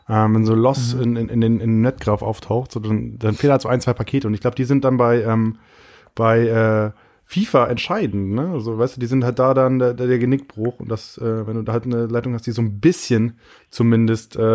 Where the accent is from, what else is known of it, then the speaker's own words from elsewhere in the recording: Northern Germany, Germany; now in Munich, Germany; wo ich herkomme. Also ich arbeite ja in München